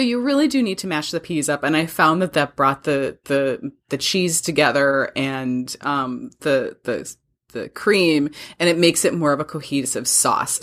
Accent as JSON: {"language": "English", "region": "Wisconsin", "country": "United States", "tie": "born or raised there", "said": "you and I grew up with it in Wisconsin"}